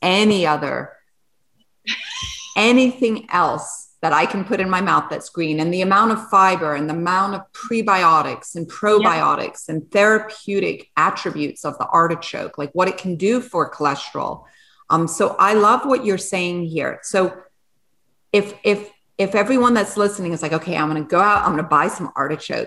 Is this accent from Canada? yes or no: no; Switzerland; moved away; also born or lived in England / France; I was born in Switzerland